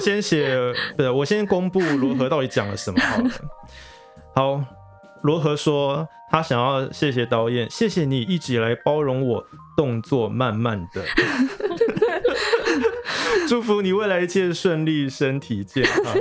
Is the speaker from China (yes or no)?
no; Taiwan; 我们台湾人其实也包含了各族的原住民啊，还有闽南人、客家人、台美混血等等